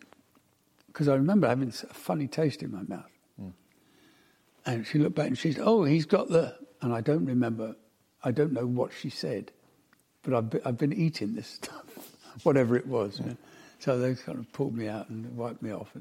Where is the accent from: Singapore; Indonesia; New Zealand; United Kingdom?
United Kingdom; Glasgow, Scotland; moved away; also born or lived in Croydon; I was born in Glasgow